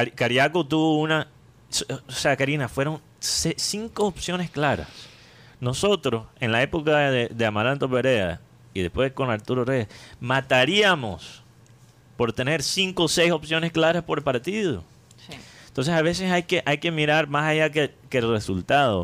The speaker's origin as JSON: {"language": "Spanish", "country": "Colombia"}